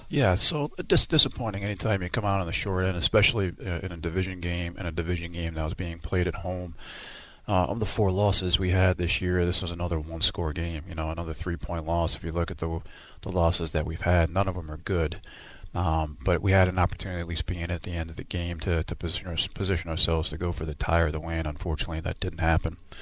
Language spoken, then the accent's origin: English; United States; now in Houston, United States; being from New York, New Jersey, that's where all my roots are